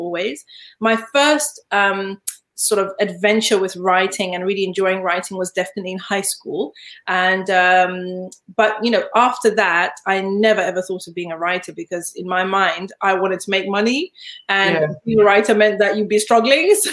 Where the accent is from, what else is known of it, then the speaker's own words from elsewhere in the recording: Zimbabwe; moved away; also born or lived in Leeds, England; I was born in Leeds, but I grew up in Zimbabwe